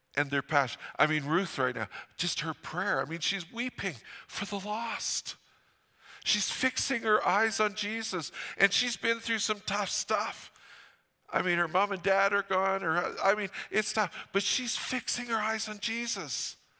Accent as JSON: {"language": "English", "town": "Fort St. John", "region": "British Columbia", "country": "Canada", "tie": "born or raised there", "said": "I grew up in Fort Saint John."}